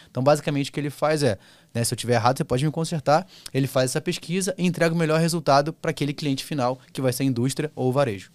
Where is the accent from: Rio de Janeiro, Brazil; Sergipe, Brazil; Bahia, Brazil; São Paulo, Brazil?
Rio de Janeiro, Brazil; eu sou carioca